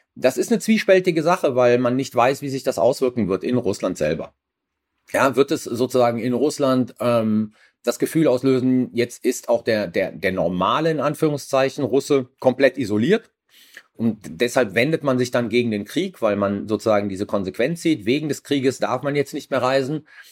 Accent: Germany; wir als Deutsche

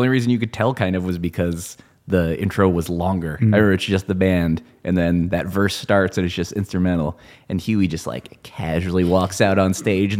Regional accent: Michigan, United States; moved away; because I grew up in Michigan originally, right on the state line of Indiana, and we lived near Notre Dame.

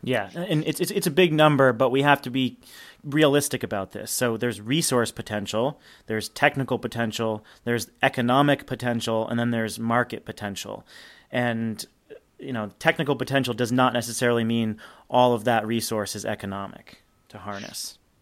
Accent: New Hampshire, United States; my home state of New Hampshire

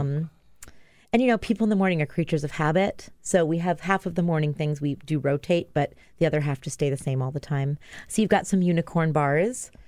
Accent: Maui, Hawaii, United States; moved away as an adult; also born or lived in New York; I grew up in Hawaii

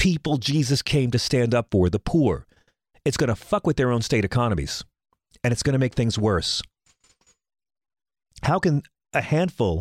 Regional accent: Bohemia, New York, United States; my hometown of Bohemia

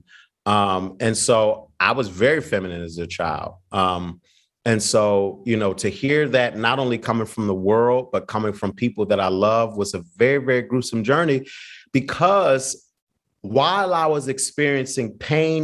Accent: Philadelphia, Pennsylvania, United States; I'm from Philly

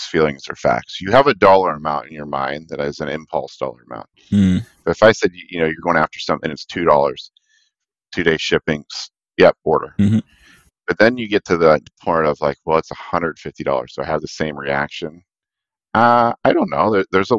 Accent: Pittsburgh, Pennsylvania, United States; now in Cleveland, United States; They're in Pittsburgh, so I gotta rep my hometown here

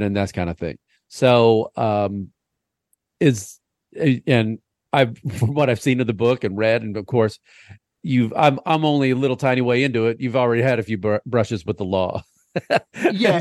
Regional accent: United States; as an American in Vietnam.

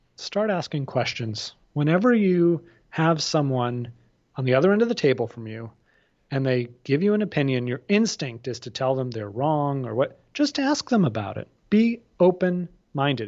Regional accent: outside of Boston, Massachusetts, United States; I grew up outside of Boston

